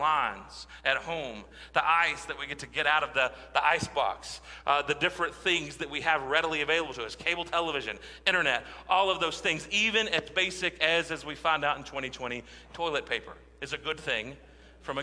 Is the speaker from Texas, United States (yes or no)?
yes; West Texas, United States; growing up in West Texas, where it could often be dry and the farmers depended on the rain